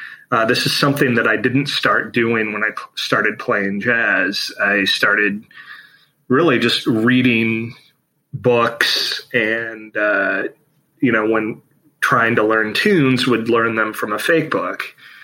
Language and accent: English; Chicago, Illinois, United States; I am from Chicago, Illinois.